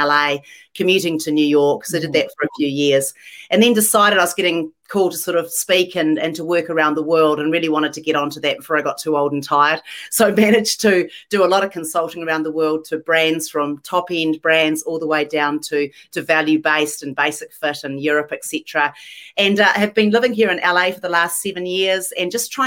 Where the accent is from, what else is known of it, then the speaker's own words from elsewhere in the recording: New Zealand; moved away as an adult; also born or lived in London, United Kingdom; now in Los Angeles, United States; I was born in London, actually. Dad was a doctor and was doing his postgrad over there. Spent my whole life in New Zealand growing up